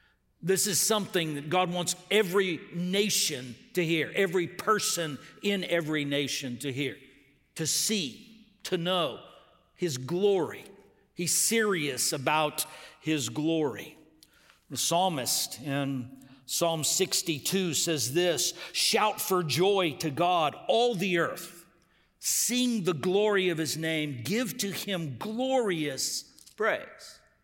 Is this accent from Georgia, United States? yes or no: no; Texas, United States; I grew up in West Texas on the border, and it was just permeated by Spanish. Took it in school. All my friends spoke it, but I had this mental block, and I regret it to this day.